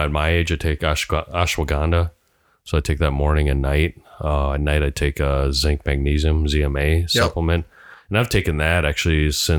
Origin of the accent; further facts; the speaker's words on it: Hawaii, United States; Because, you know, I'm Hawaiian.